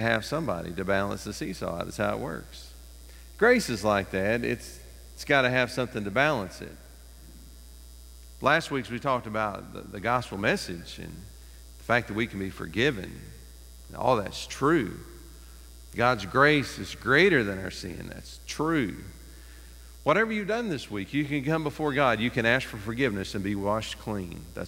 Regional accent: East Tennessee, United States; When I was growing up in East Tennessee

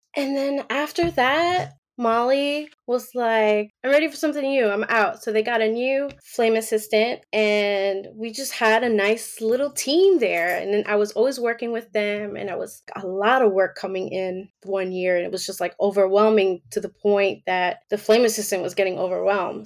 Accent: New York, United States; moved away as an adult; now in Georgia, United States; I was born and raised in New York. So it was like my first time being, living anywhere other than New York.

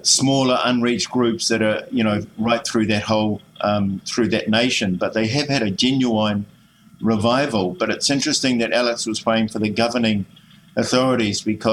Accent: Auckland, New Zealand; also born or lived in Kaitaia; I grew up in Glendowie and in Auckland here

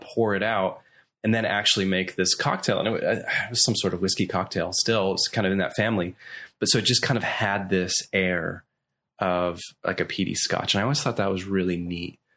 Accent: Belfast, Northern Ireland, United Kingdom; also born or lived in Coleraine, Northern Ireland / Nashville; now in Orlando, United States; when I was three, we moved to Belfast, which is the capital of Northern Ireland.

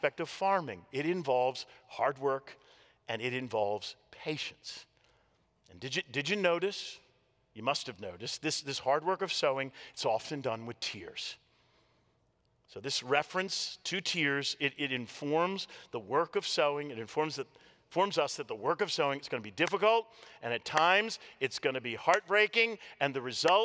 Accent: Washington, District of Columbia, United States; I grew up in the Washington, D.C. area

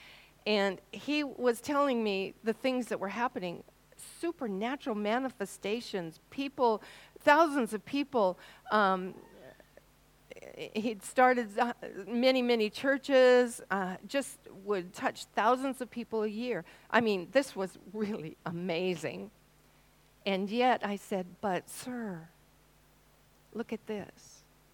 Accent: Washington, United States; now in New Zealand; I came from Washington State, and we were quite proud of our apples

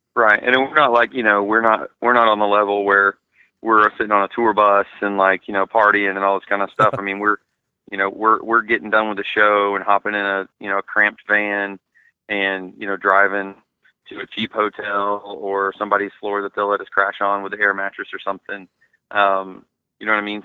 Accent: Atlanta, Georgia, United States; my hometown in Atlanta

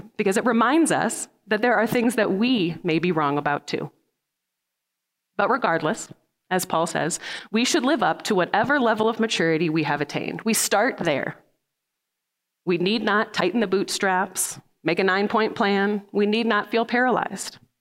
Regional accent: Midwest, United States; now in Salt Lake City, United States; I'm from the Midwest

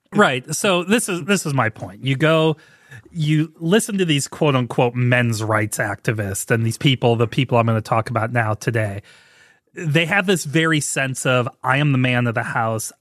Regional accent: St. Louis, Missouri, United States; growing up in Saint Louis, I loved Ozzie Smith

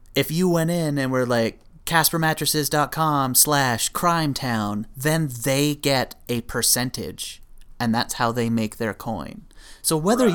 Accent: Canada; being a Canadian

